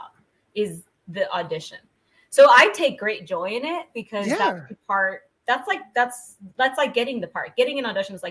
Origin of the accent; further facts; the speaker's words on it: San Jose, California, United States; moved away as an adult; now in Southern California, United States; I'm from Northern California. I'm from San Jose.